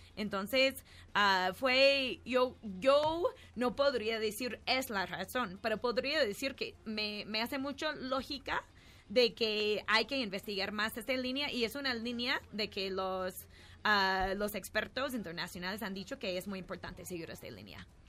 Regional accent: New York, United States; now in Mexico; soy de Nueva York, pero aquí vivo en México

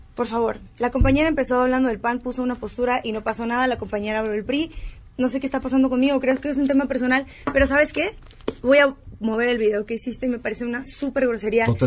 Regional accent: Baja California, Mexico; Yo soy de Baja California

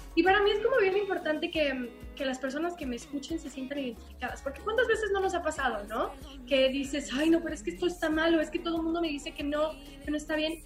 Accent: Aguascalientes, Mexico; yo soy de Aguascalientes. ¿no? Y entonces, bueno, pues acá es provincia

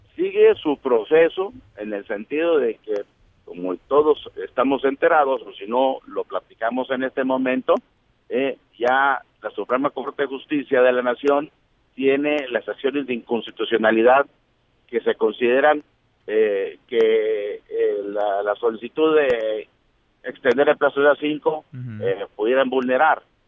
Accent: Mexico; como mexicanos

